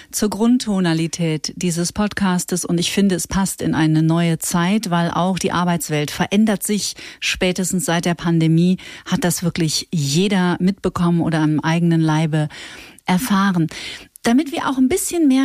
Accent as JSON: {"language": "German", "town": "Bad Reichenhall", "region": "Bavaria", "country": "Germany", "tie": "born or raised there"}